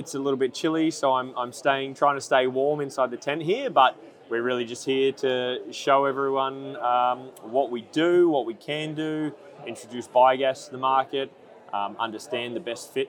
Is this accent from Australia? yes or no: yes; Australia; now in New Zealand; I'm actually a Kiwi by birth, so I want to say I've been here my whole life, but I haven't.